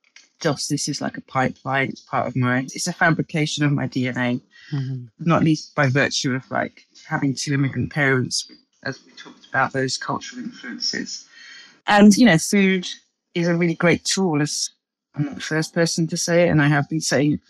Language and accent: English; London, United Kingdom; as you can hear from my accent, I'm English. I don't strongly identify as English as so much as I identify as being a Londoner